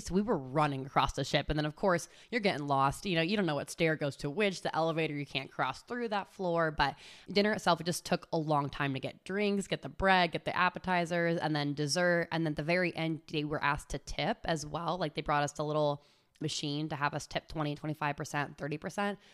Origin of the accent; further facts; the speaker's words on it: California, United States; moved away as an adult; now in Charlotte, United States; I am from California. I have been living in Charlotte for almost a full five years now